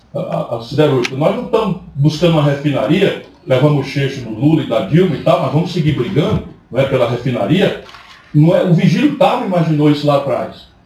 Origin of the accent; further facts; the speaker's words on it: Sobral, Ceará, Brazil; moved away; E eu vim de Sobral, sabe como é, né? Eu saí de Sobral, mas Sobral não saiu de mim.